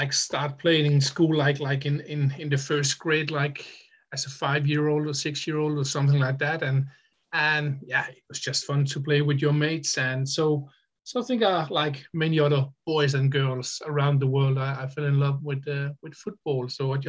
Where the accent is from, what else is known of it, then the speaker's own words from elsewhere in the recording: Denmark; I'm coming from Denmark